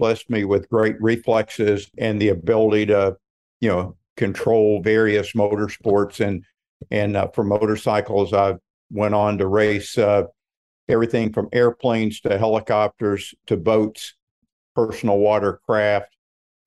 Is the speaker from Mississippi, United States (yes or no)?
no; Southern Kentucky, United States; moved away as an adult; also born or lived in Bowling Green, Kentucky; now in Florida, United States; I grew up in Southern Kentucky, a little small town of about 2,000 people